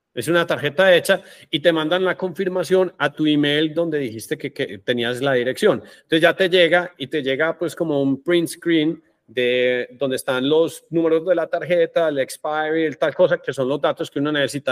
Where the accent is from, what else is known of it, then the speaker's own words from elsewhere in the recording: Colombia; somos colombianos